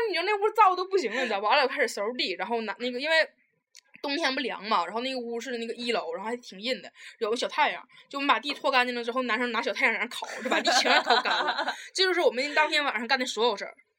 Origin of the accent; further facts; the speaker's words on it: Taiwan; 我是来自台湾的